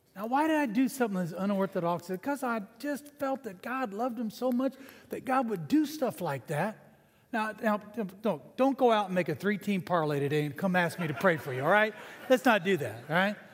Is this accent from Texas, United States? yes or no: yes; San Antonio, Texas, United States; also born or lived in Canada; I became a citizen when I was 12 years old in San Antonio, Texas